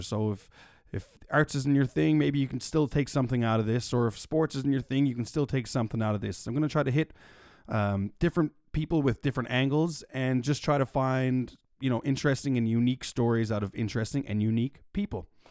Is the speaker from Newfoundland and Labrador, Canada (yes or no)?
yes; Mount Pearl, Newfoundland and Labrador, Canada; also born or lived in St. John's, Newfoundland and Labrador; I was born and raised in Mount Pearl, Newfoundland and Labrador, and I now reside in downtown, beautiful Saint John's, Newfoundland and Labrador